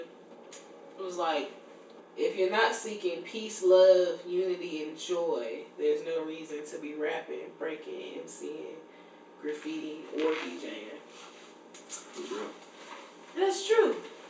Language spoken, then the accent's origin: English; Memphis, Tennessee, United States; I'm from Memphis, Tennessee.